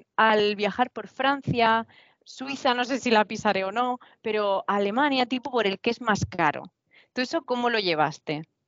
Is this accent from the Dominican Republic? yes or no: no; Spain; moved away; also born or lived in Canada; voy a hacer primero un viaje por España en bicicleta, pues porque es mi cultura